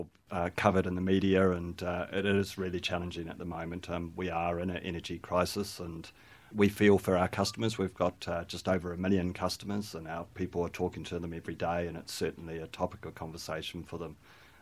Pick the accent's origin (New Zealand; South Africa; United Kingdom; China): New Zealand; And I am a Kiwi, so we've got a lit-up Kiwi in the backyard as well.